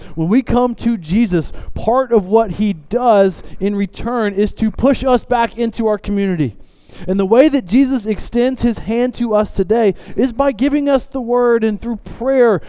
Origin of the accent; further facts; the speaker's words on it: the South, United States; I grew up in the South